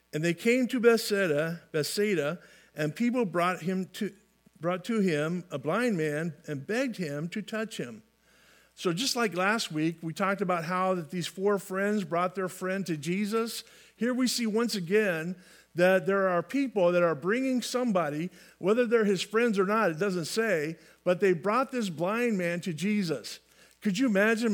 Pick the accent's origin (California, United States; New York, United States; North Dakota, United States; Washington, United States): California, United States; I grew up in California, uh, lands of fruits and nuts